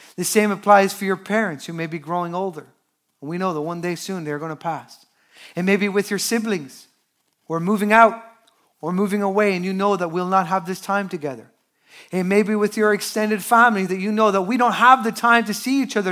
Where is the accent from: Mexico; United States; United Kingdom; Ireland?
Ireland; Newbridge, Leinster; I am from Newbridge, that is Culchiland, the commuter town outside of Dublin.